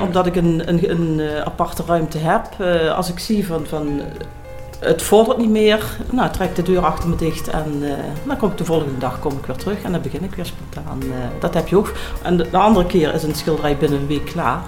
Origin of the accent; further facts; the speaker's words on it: Noorbeek, Limburg, Netherlands; now in Mesch, Netherlands; ik ben geboren in Noorbeek, oorspronkelijk.